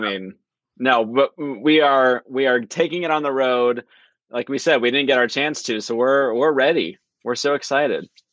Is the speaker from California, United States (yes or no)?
yes; Southern California, United States; growing up in Southern California